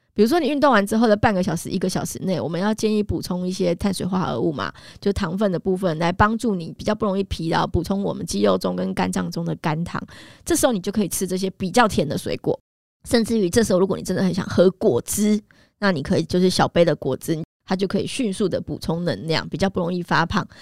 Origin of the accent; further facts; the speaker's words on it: Taiwan; 我们台湾人其实有很多的矿物质啊，营养素的缺乏